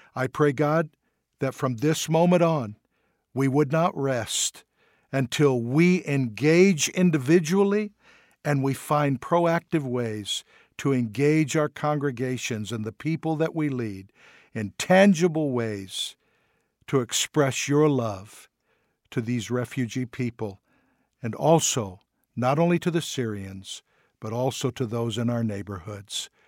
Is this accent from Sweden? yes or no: no; United States; we're from the United States